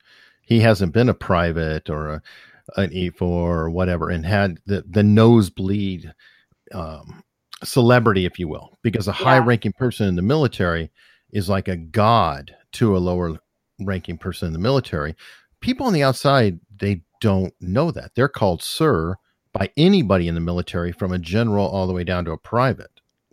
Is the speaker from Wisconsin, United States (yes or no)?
no; Tucson, Arizona, United States; I grew up in Tucson, Arizona, in the Catalina Foothills area, the richest part.